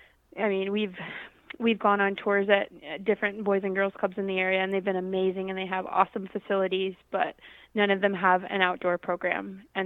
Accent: Arkansas, United States; now in Rapid City, United States; And I sure didn't know when I was from Arkansas moving here a lot of the challenges that the people in this area face. So we're located kind of in the center of Rapid City.

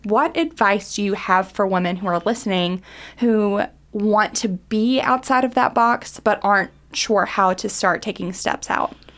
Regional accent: Harlan County, Kentucky, United States; I'm originally from Harlan County

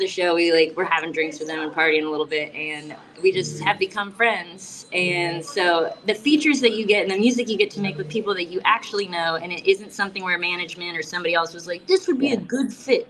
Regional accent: South Florida, United States; I'm from South Florida

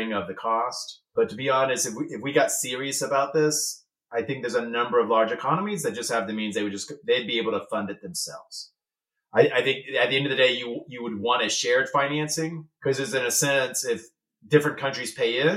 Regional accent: United States; as an American

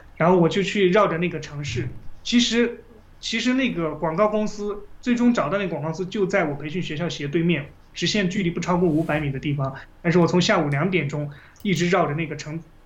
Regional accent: China; 我们中国人的真正的宗教是佛教

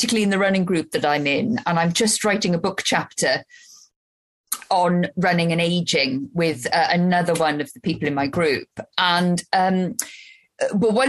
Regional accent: Wales, United Kingdom; I'm Welsh and we live in Wales

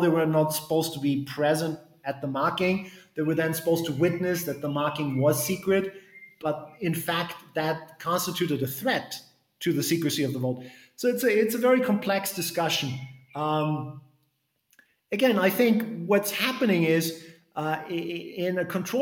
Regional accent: New York, United States; my home state of New York in the United States

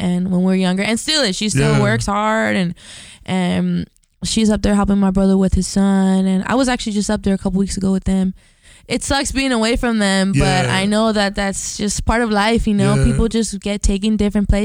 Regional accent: Highland Park, United States; we grew up in Highland Park

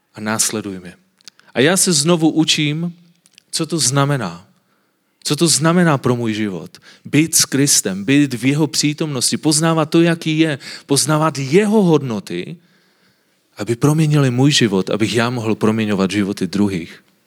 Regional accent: Silesia, Czechia; já jsem ze Slezska. A na Slezsku lidi jsou takoví trošku víc konzervativní a vidíte, že nemluvím moc dobře česky a my máme takové krátké zubaky a mluvíme tak trošku divně

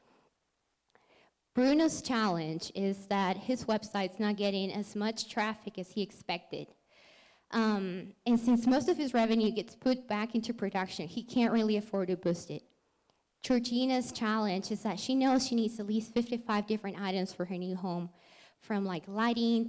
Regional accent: Lima, Peru; moved away as an adult; now in Colorado, United States; So I'm from Lima, Peru, and I moved to Colorado a little over 5 years ago.

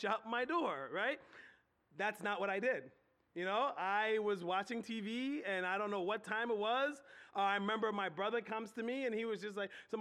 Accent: Philadelphia, Pennsylvania, United States; moved away as an adult; now in Harrisburg, United States; I grew up in Southwest Philly

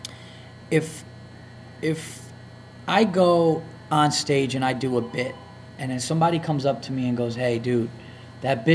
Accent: the North, United States; I'm a Yankee from the North

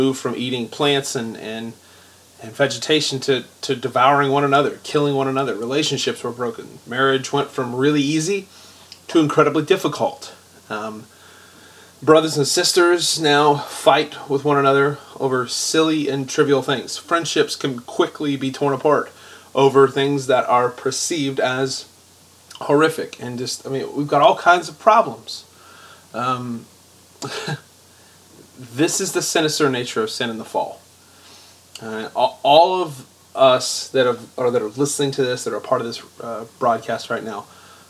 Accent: United States; we're Americans. We live in America

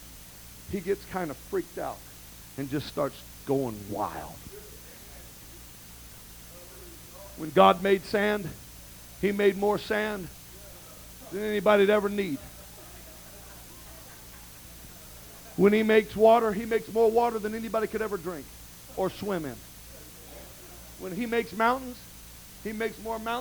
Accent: United States; I am a very proud American.

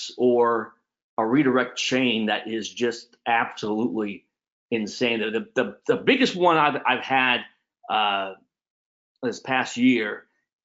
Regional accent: California, United States; moved away as an adult; I loved growing up in California.

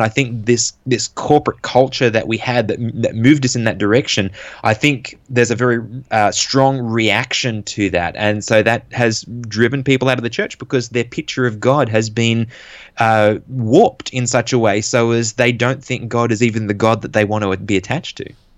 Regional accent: Sydney area, New South Wales, Australia; I was born in Australia, in New South Wales, n-, not too, well, around the Sydney area. And, uh, I grew up around the church

